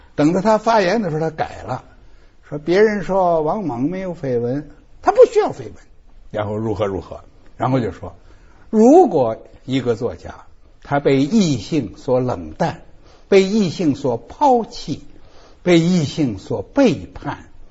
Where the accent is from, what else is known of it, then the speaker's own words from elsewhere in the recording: China; 我们中国人是很难接受的